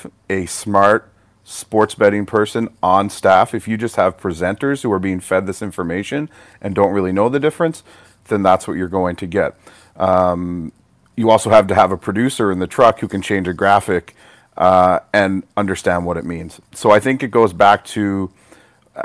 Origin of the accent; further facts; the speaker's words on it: Canada; also born or lived in Toronto / Halifax; I'm still a Canadian